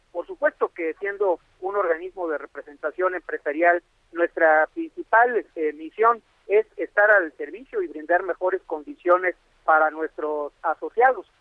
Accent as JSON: {"language": "Spanish", "country": "Mexico", "said": "estamos obligados como mexicanos"}